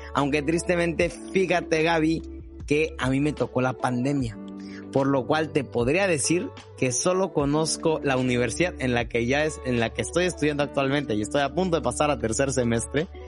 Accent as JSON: {"language": "Spanish", "town": "Coatzacoalcos", "region": "Veracruz", "country": "Mexico", "tie": "born or raised there", "moved": "as an adult", "lives_now": "Mexico City, Mexico", "said": "yo nací en la Ciudad de México, pero me vine a vivir a Coatzacoalcos, Veracruz. Entonces prácticamente aquí me crié y aquí nací"}